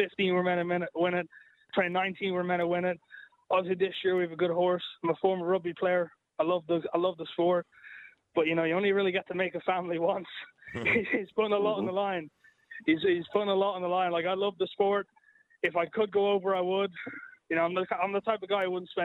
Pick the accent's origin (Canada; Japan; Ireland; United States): Ireland; as Irish